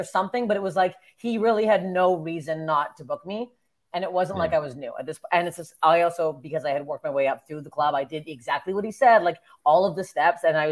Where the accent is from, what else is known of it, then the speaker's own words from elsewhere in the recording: Canada; moved away as an adult; now in Los Angeles, United States; as a Canadian